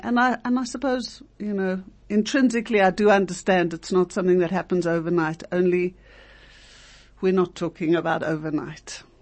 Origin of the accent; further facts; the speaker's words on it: South Africa; we as South African Jews